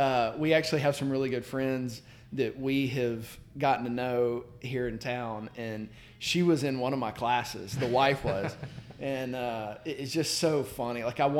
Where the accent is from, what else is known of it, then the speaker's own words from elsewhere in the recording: Marietta, Georgia, United States; moved away as an adult; also born or lived in Orlando, Florida; now in Birmingham, United States; I grew up in right outside of Atlanta in the Marietta area. Came over to Birmingham back in 95 to go to Sanford